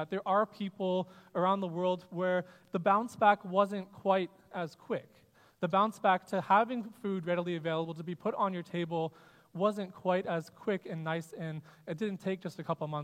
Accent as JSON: {"language": "English", "area": "north of Toronto", "region": "Ontario", "country": "Canada", "tie": "born or raised there", "also_born_or_lived": "Perth, Australia / Guelph", "moved": "as an adult", "said": "I am Canadian, born and bred north of Toronto is where I'm from"}